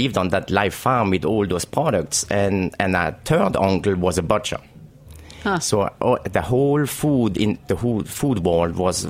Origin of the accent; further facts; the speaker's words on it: Alsace, Grand Est, France; moved away as an adult; now in New York City, United States; I grew up in Alsace region in a very small town, about 1,500 people in the town. And I grew up on a farm.